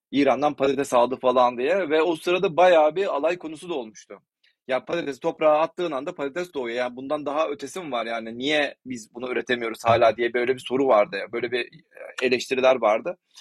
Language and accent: Turkish; Ordu, Turkey; also born or lived in Netherlands; ben Orduluyum.